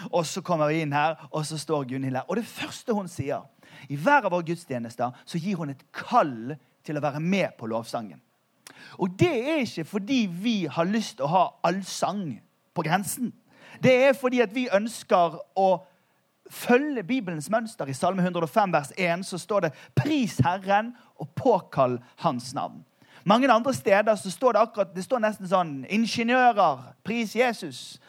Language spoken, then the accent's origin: Norwegian; Bergen, Vestland, Norway; Vi er jo fra Bergen